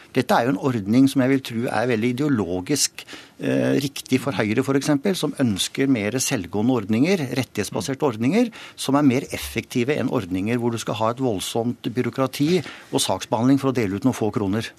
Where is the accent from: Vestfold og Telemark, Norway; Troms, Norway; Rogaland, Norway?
Vestfold og Telemark, Norway; Rjukan; Jeg vokste opp på Rjukan.